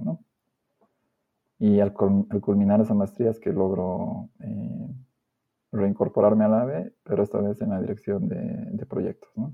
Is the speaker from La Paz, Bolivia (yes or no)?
yes; La Paz, Bolivia; yo soy de la ciudad de La Paz, nacido y criado acá